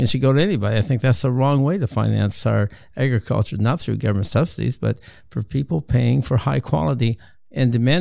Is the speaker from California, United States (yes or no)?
no; Montana, United States; I'm from Montana, living on a wheat and cattle ranch that has been the family